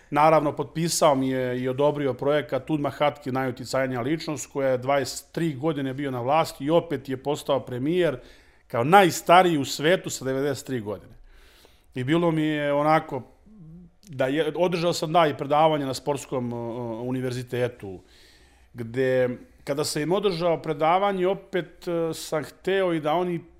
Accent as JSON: {"language": "Croatian", "country": "Serbia"}